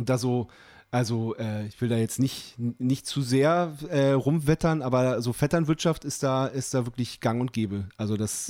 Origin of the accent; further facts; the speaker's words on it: Lüchow-Dannenberg district, Lower Saxony, Germany; wir kommen ja hier aus dem Landkreis Lüchow-Dannenberg